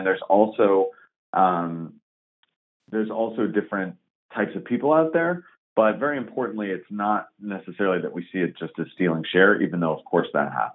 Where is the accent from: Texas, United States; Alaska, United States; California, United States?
California, United States; Bay Area; moved away as an adult; also born or lived in San Francisco / Asia; now in New York, United States; I was born in San Francisco in the city itself. And then when I was very young, my parents and my family moved down to the peninsula. So I grew up in the Bay Area, about 30 minutes south of San Francisco. And I lived there until I was 18